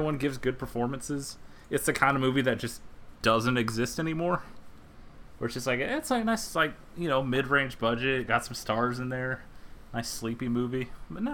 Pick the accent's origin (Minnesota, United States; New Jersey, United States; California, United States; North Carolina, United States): Minnesota, United States